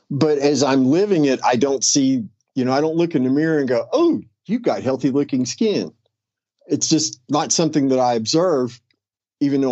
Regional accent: West Virginia, United States; now in Florida, United States; somebody I grew up with back in West Virginia

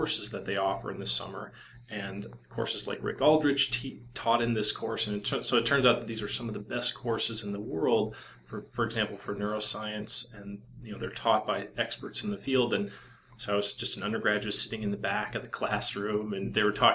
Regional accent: Iowa, United States; moved away as an adult; also born or lived in Boston / Stanford; I grew up in Iowa, and the only animals around were like pigs and stuff

